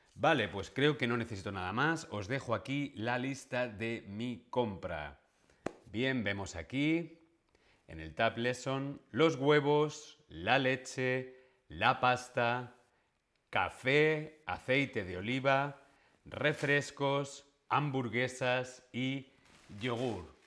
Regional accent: Spain; soy español

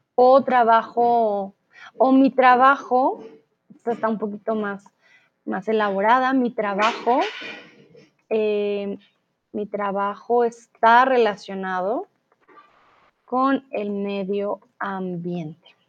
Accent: Colombia; yo soy de Colombia.

